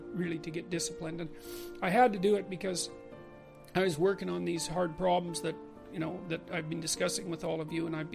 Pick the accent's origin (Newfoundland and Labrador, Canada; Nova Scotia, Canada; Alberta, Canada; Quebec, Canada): Alberta, Canada; Fairview; born or raised there